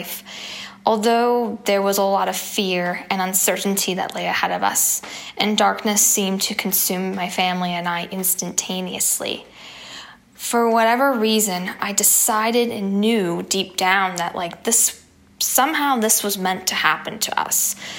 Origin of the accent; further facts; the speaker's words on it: Pittsburgh, Pennsylvania, United States; in my hometown of Pittsburgh, Pennsylvania.